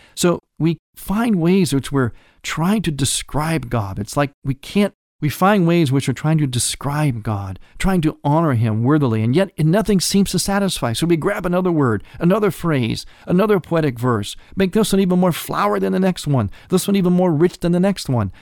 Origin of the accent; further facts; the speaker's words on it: Cleveland, Ohio, United States; my hometown of Cleveland, Ohio